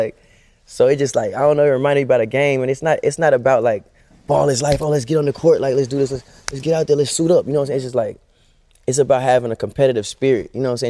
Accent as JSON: {"language": "English", "town": "Monterey Park", "region": "California", "country": "United States", "tie": "born there", "said": "I was born in Monterey Park a long time ago, about a quarter of a lifetime ago."}